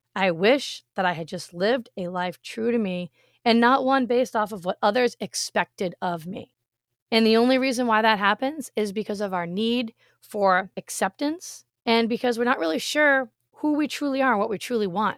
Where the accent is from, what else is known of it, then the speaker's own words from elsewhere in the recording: Massachusetts, United States; moved away as an adult; also born or lived in Rhode Island; now in Florida, United States; I was born in Rhode Island, I grew up in Massachusetts, and I lived there for 35 years of my life